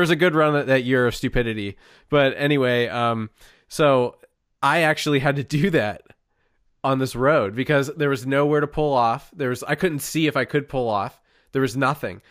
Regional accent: Pennsylvania, United States; we grew up in Pennsylvania

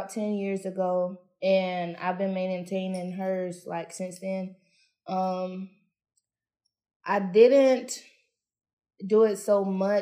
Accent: Harnett County, North Carolina, United States; I'm from Harnett County

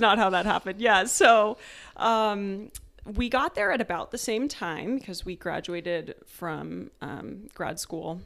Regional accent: Tucson, Arizona, United States; moved away as an adult; also born or lived in Maryland; I am from Tucson, Arizona. I lived there my whole life until I also went to the academy

